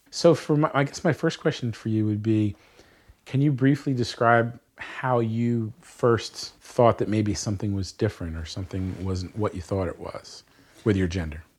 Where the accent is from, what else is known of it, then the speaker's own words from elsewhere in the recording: Bucks County, Pennsylvania, United States; Grew up in Bucks County, Pennsylvania.